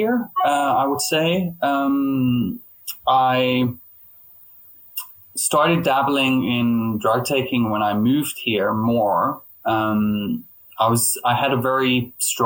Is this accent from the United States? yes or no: no; Denmark; moved away as an adult; now in London, United Kingdom; I'm originally from Denmark, hence the name …